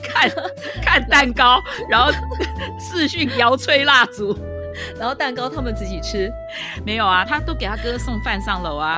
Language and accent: Chinese; Taipei, Taiwan; 我是在台北长大的，就讲国语就是很自然的